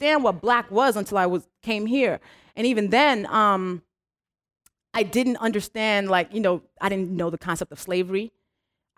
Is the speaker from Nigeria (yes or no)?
yes; Nigeria; first language English and Yoruba; moved away; me as a Nigerian